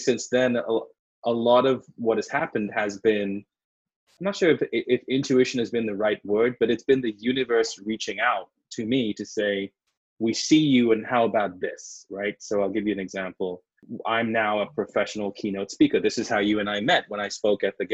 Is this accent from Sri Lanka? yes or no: yes; Sri Lanka; moved away as an adult; also born or lived in London, United Kingdom / New York, United States; now in Los Angeles, United States; I was born in Sri Lanka, which is a very beautiful tropical island